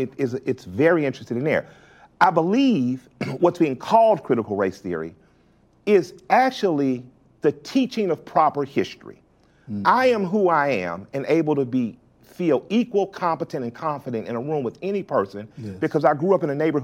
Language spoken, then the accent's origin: English; Atlanta, Georgia, United States; And us being Southerners. Because I'm from Atlanta, but my family's from the Deep South. They're from Tuskegee.